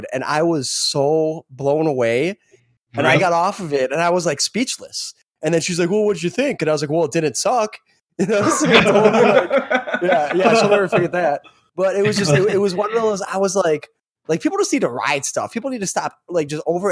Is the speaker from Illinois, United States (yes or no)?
yes; Chicago, Illinois, United States; From a Chicago local